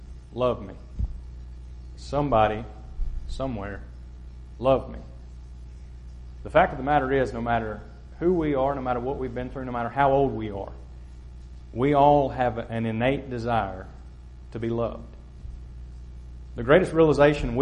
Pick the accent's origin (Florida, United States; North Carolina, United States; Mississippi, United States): Mississippi, United States; Kosciusko; I'm from Kosciuszko, Mississippi